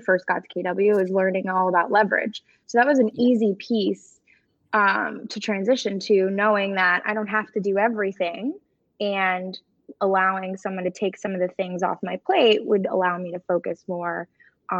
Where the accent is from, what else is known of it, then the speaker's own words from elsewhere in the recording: South Florida, United States; also born or lived in Daytona Beach; born and raised in South Florida